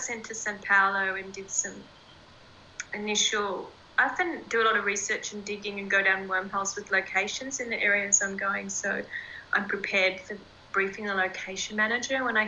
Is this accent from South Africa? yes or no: no; Australia; I'm from Australia. The beaches here are beautiful